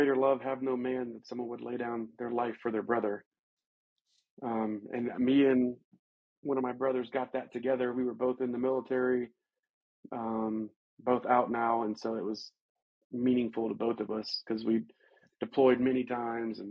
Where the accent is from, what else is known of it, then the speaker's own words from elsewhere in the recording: Alabama, United States; also born or lived in Georgia; now in Colorado, United States; When I was a kid growing up in Alabama